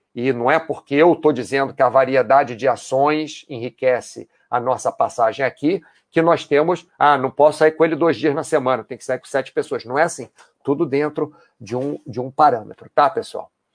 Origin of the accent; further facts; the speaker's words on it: Brazil; also born or lived in United States; now in Spain; não moro no Brasil, eu sou brasileiro, já morei nos Estados Unidos, moro hoje na Espanha